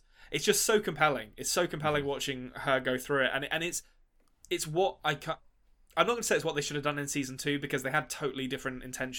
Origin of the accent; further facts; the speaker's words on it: London, United Kingdom; moved away; as a Londoner.